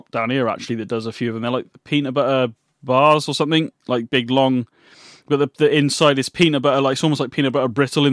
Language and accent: English; United Kingdom; Well, I'm British